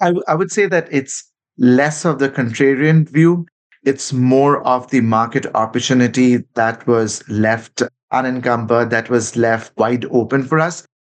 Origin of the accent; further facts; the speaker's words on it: Kolkata, West Bengal, India; moved away as an adult; my hometown in Calcutta. I left when I was like 20 years old.